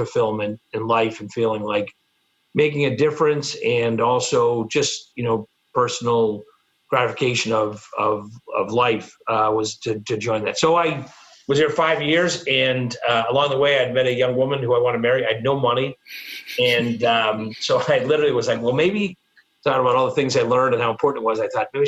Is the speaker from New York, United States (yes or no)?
no; Boston, Massachusetts, United States; moved away as an adult; also born or lived in Milwaukee / Marshall Islands; now in Chicago, United States; I grew up in the Boston area